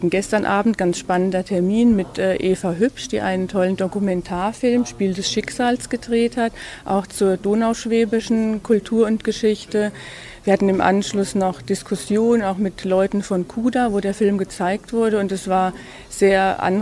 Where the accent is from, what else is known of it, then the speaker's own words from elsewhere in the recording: Baden-Württemberg, Germany; Wir kommen ja aus Baden-Württemberg